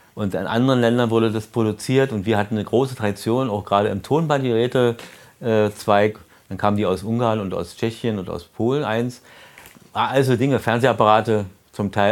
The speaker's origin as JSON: {"language": "German", "region": "Berlin", "country": "Germany", "said": "wie wir immer als Berliner sagten"}